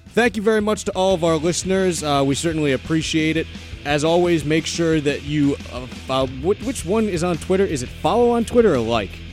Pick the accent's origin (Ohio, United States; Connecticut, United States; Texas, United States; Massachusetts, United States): Massachusetts, United States; just outside Boston; moved away as an adult; also born or lived in New York City; I grew up just outside Boston